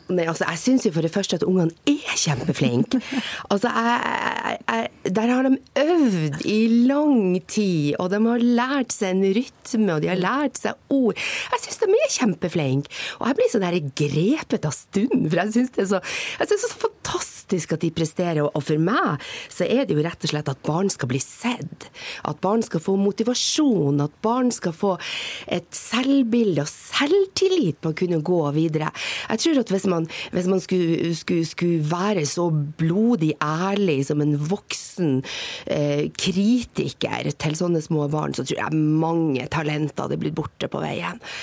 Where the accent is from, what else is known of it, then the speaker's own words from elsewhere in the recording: Northern Norway, Norway; jeg er nordlending